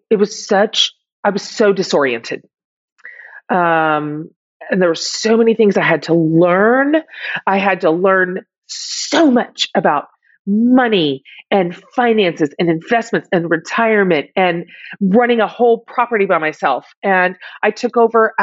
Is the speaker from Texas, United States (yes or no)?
yes; Texas, United States; I'm from Texas